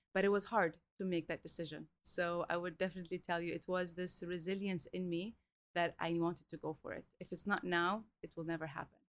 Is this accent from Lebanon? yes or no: yes; Lebanon; moved away as an adult; also born or lived in Melbourne, Australia / Romania / Italy / Reunion; now in Dubai, United Arab Emirates; I was raised in Lebanon. We moved when I was four, and then when I was 18, I left to Europe